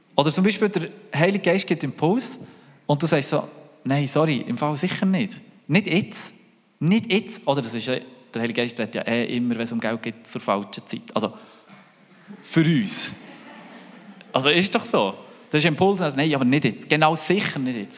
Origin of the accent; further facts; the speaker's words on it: Switzerland; wie sind wir mit dem Reichtum umgegangen als Schweizer